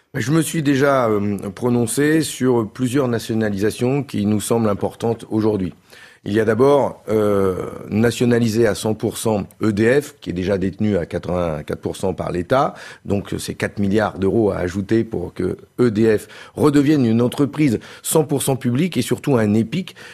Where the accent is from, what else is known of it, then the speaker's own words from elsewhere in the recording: Nord, Hauts-de-France, France; Je suis un ch'ti, un député du Nord